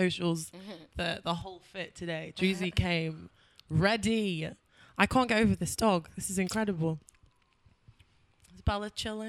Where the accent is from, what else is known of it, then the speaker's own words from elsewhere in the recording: London, United Kingdom; being a Londoner